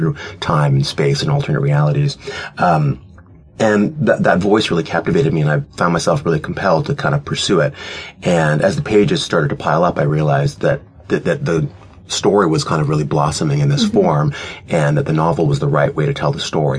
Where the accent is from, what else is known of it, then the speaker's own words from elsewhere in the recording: Canada; I'm Canadian